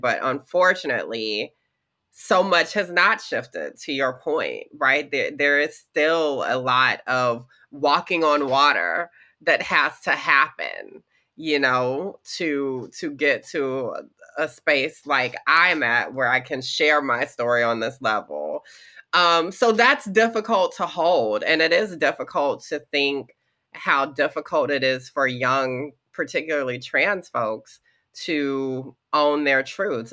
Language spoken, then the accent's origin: English; the South, Georgia, United States; growing up in the South in the 90s and early 2000s